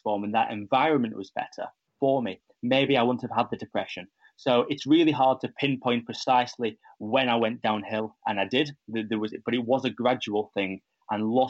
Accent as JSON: {"language": "English", "area": "Ribble Valley, near Blackburn, Lancashire", "region": "North West England", "country": "United Kingdom", "said": "I'm from the Ribble Valley, which is near Blackburn in Lancashire"}